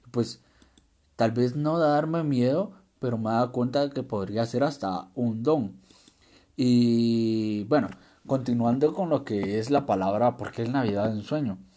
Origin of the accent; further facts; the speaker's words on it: Guatemala; born there; a menos acá en mi país natal, en Guatemala, pues sí hacemos eso, esperamos